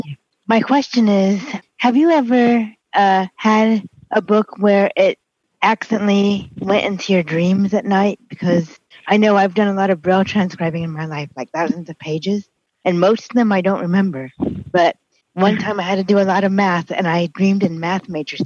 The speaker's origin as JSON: {"language": "English", "region": "Indiana", "country": "United States", "said": "from Indiana."}